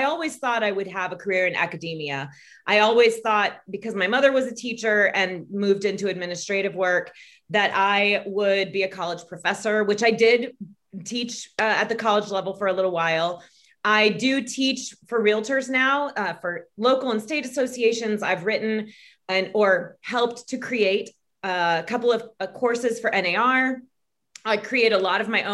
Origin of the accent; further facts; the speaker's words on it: Florida, United States; moved away as an adult; also born or lived in Tallahassee; now in Atlanta, United States; I grew up in Florida